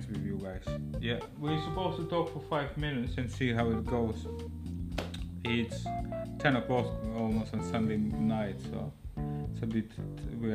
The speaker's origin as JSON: {"language": "English", "country": "Lithuania", "second_language": "English", "moved": "as an adult", "lives_now": "London, United Kingdom", "said": "We Lithuanians"}